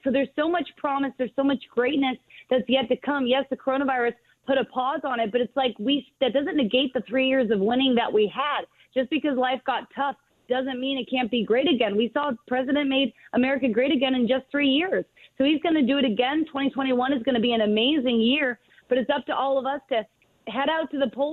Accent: California, United States; I'm from California

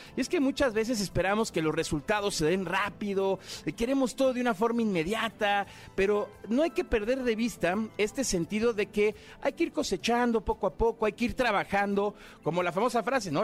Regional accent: Mexico; como mexicanos

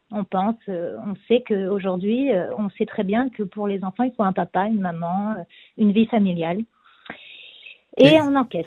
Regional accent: France; now in Israel; en tant que Français aussi

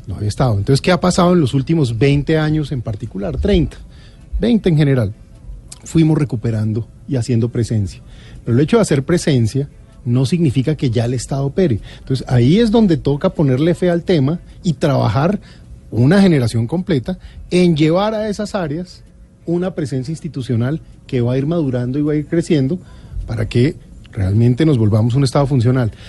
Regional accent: Colombia

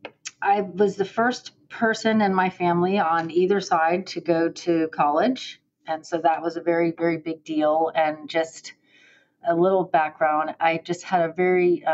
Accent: Miami, Florida, United States; moved away as an adult; now in Gainesville, United States; I was born and raised in Miami

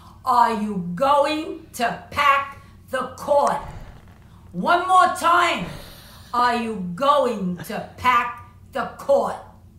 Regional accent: United States; As an American voter

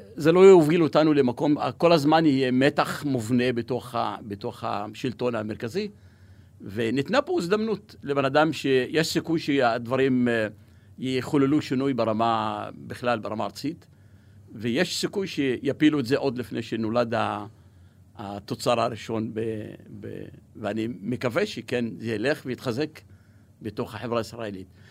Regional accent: Negev, Southern District, Israel; Hebrew is a second language; also born or lived in Kuseife / northern Israel; כבדואי שגדל במדבר באוהל, אנחנו פוטנציאל עצום בנגב

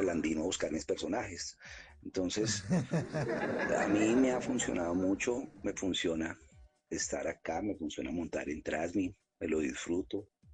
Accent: Bogotá, Colombia; also born or lived in La Candelaria, Bogotá / Villamayor, Bogotá; yo nací en Las Cruces, me crié en el Quiroga, después me vine para Villamayor, que está acá al sur también

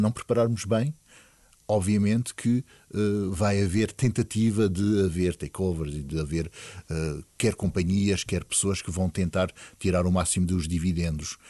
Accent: Portugal; nós, como portugueses

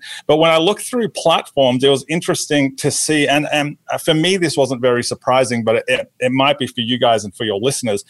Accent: Australia; moved away as an adult; also born or lived in New Jersey; now in Atlanta, United States; I was born in Australia. In Australia, I was a TV sports reporter for our version of ESPN Sports Center before I decided to go into full-time ministry

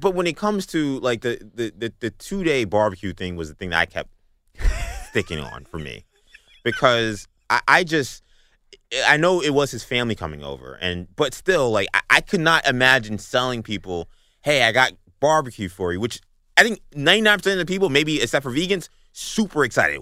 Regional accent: New York City, New York, United States; Grew up in Bayside, Queens.

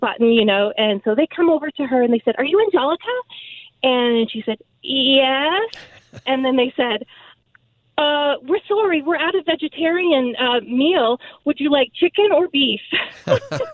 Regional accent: Canada; also born or lived in Costa Rica; now in Orange County, United States; I'm originally Canadian

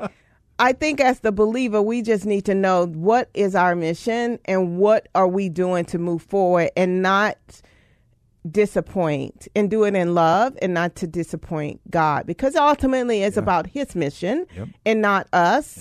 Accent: Louisiana, United States; moved away; originally from Louisiana, very rural area in Louisiana

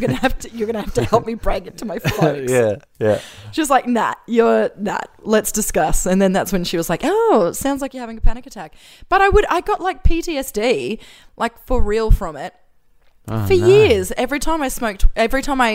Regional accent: Brisbane, Queensland, Australia; also born or lived in Macleay Island, Australia; I grew up in Housing Commission in Wynnum West in a cul-de-sac, which I loved.

